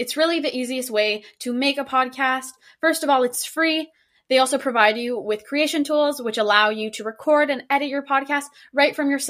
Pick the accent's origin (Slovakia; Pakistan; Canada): Canada; I was born and raised in Canada with a Chilean background.